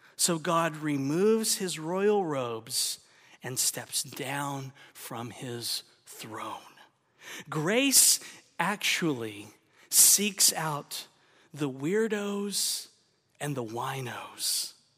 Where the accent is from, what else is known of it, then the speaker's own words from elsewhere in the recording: Oklahoma, United States; moved away; also born or lived in Texas; I'm from the South. I grew up in Oklahoma, lived a lot of my life in Texas